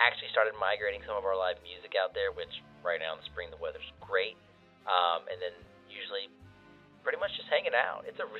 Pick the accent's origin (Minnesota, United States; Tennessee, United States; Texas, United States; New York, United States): Texas, United States; Killeen; So we're originally from Killeen. We're a military family